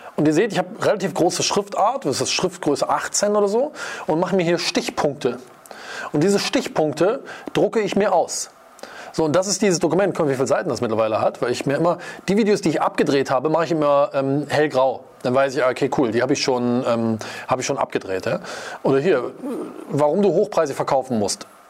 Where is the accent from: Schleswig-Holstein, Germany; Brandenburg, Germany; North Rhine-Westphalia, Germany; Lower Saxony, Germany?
North Rhine-Westphalia, Germany; Wuppertal; ich komme aus Wuppertal-Vorwinkel